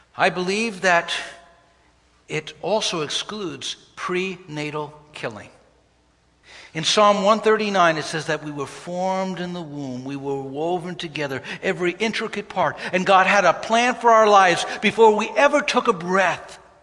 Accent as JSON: {"language": "English", "town": "New York City", "region": "New York", "country": "United States", "tie": "born or raised there", "said": "a young person growing up in Brooklyn, New York on 28th Street."}